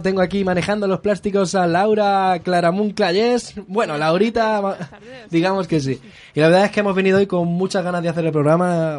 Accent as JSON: {"language": "Spanish", "town": "Madrid", "region": "Community of Madrid", "country": "Spain", "said": "aquí somos muy madrileños"}